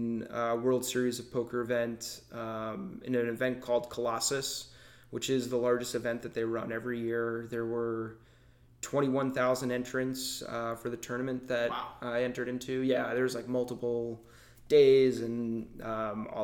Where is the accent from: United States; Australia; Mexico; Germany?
United States; Long Island, New York; moved away as an adult; also born or lived in Notre Dame, Indiana / Chicago; I grew up in Long Island, New York, went to school at Notre Dame, which, you know, is its own bubble in itself, lived in Chicago.